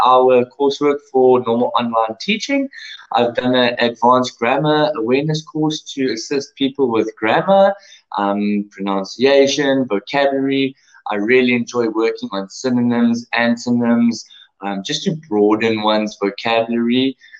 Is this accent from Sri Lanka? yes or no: no; South Africa; first language English; I was born and raised in sunny South Africa